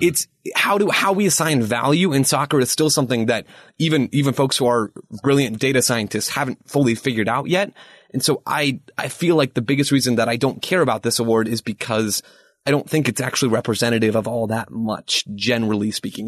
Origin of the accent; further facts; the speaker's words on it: United States; as an American